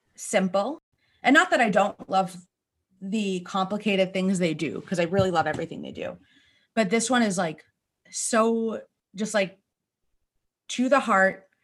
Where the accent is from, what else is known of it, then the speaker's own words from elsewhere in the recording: Northeast, United States; we grew up here in the Northeast